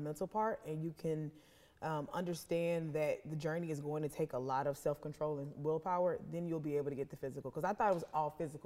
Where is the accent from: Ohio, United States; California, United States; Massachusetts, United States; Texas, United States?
Texas, United States; Houston; I am from Houston, Texas